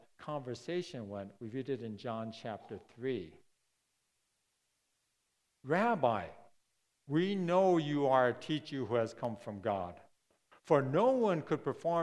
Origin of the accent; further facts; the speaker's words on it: Chicago, Illinois, United States; I was born at midnight in the Cook County Hospital in Chicago.